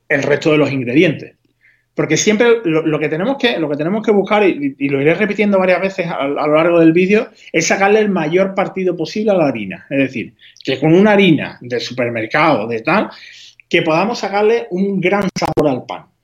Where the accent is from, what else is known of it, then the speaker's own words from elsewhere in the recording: Huelva, Andalusia, Spain; yo, soy de, de, Huelva, habrás notado por mi, por mi acento